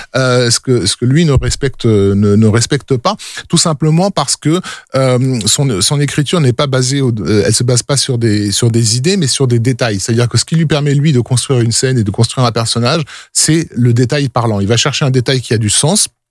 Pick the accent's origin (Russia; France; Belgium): France; on est français, donc on entend du français